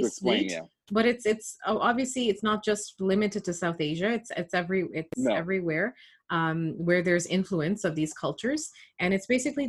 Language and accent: English; Toronto, Ontario, Canada; I grew up in Scarborough